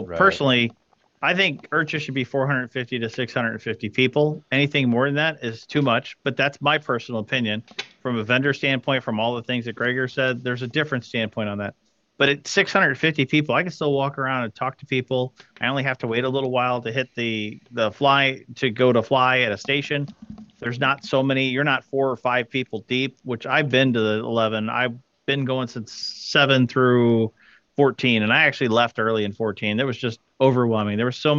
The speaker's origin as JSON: {"language": "English", "town": "St. Louis", "region": "Missouri", "country": "United States", "moved": "yes", "said": "I'm from St. Louis originally"}